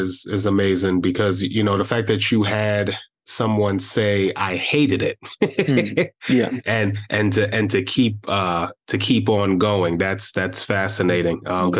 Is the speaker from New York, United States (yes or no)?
yes; Brooklyn, New York, United States; yeah, I'm from Brooklyn, and you're right.